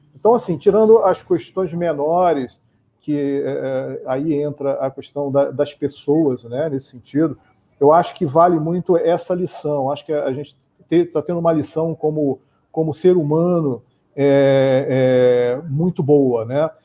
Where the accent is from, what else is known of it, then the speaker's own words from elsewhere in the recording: Rio de Janeiro, Brazil; eu, como carioca